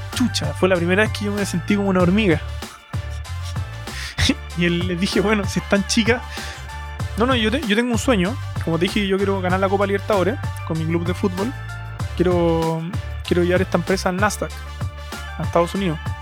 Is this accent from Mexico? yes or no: no; Santiago, Santiago Metropolitan Region, Chile; accent: Chilean; soy un emprendedor chileno de, Santiago